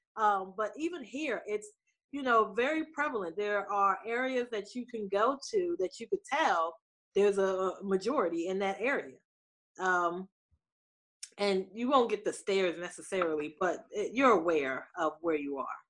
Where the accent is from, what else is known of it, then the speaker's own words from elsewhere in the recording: New Jersey, United States; moved away as an adult; also born or lived in Pittsburgh; I was raised in New Jersey.